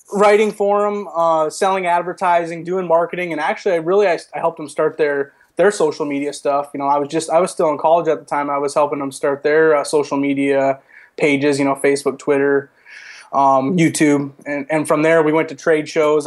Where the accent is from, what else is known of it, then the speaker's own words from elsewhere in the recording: Midwest, United States; growing up in the Midwest, my dad, uh, you know, brought me into hunting